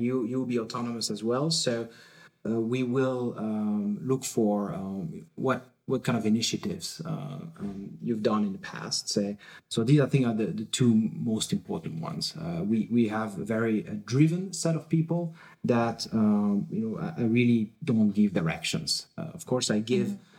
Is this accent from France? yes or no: yes; France; now in Berlin, Germany; I'm originally from France